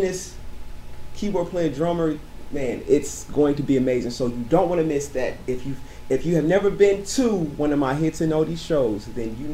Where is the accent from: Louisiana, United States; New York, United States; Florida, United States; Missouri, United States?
Missouri, United States; St. Louis; moved away as an adult; back home, back in my hometown, St. Louis, Missouri